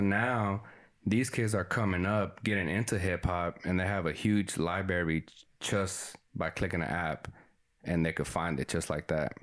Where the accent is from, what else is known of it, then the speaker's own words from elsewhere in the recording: Texas, United States; first language Spanish; English is a second language; me and uh, Jesse, we grew up here in Texas